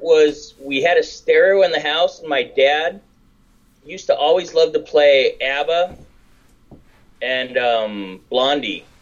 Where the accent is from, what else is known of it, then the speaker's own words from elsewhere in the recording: Downey, California, United States; I grew up in Downey